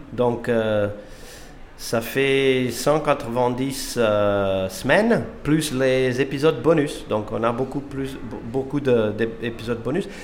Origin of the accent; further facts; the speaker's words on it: Portugal; moved away as an adult; now in Finland; Je suis portugais, j'habite en Finlande depuis 20